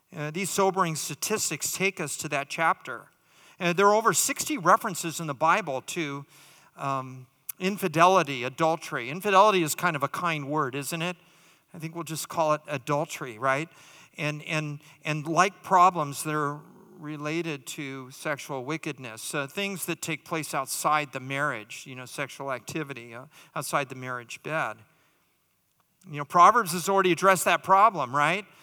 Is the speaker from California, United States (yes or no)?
yes; California, United States; now in Dallas, United States; I'm from California